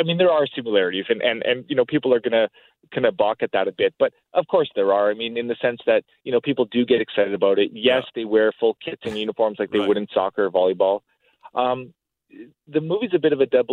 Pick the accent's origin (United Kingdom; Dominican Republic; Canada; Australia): Canada; Edmonton, Alberta; I'm from Edmonton, Alberta, and we had a strong league in Edmonton. We have a really good community here